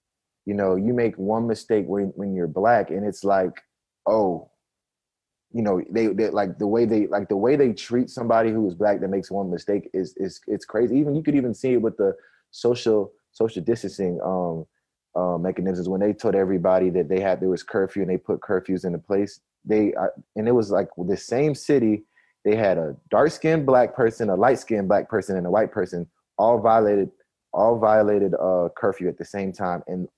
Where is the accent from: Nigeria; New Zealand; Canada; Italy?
Nigeria; born there; I'm like African American, but I was born in Nigeria. So like my parents, like I'm 100% African.